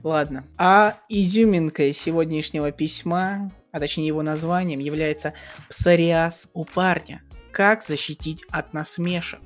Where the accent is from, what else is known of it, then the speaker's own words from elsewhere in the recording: Russia; мы родились в России, а не в Америке